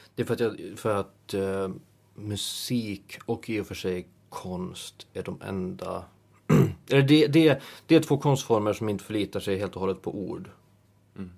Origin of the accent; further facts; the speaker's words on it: Åland Islands; moved away as an adult; now in Stockholm, Sweden; hemma på Åland